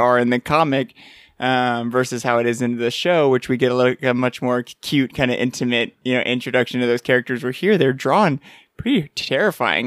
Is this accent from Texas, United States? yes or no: yes; San Antonio, Texas, United States; we're from San Antonio that has a hockey team. We have the Rampage here